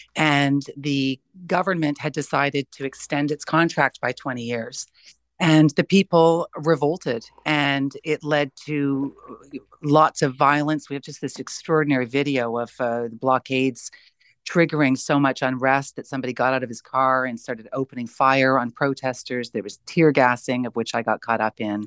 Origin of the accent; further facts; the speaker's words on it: Canada; being a Canadian